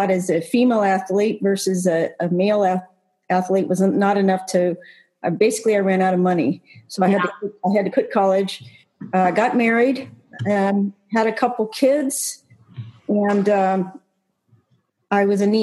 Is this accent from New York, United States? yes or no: no; California, United States; also born or lived in Texas; I was born in Texas, and we moved out to California when I was about 5 or 6